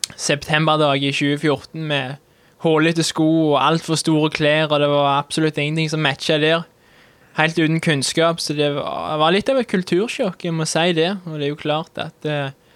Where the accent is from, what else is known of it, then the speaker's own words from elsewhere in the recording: Vold, Jæren, Rogaland, Norway; accent: rural Sør-Vestlandet dialect; Jeg kommer fra Vold på Jæren. Det er rundt ti minutter med bil sør for Sandnes.